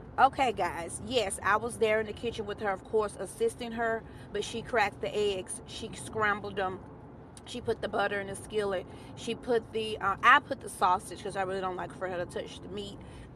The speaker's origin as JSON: {"language": "English", "region": "Alabama", "country": "United States", "said": "I am a Bama girl. I'm from Bama"}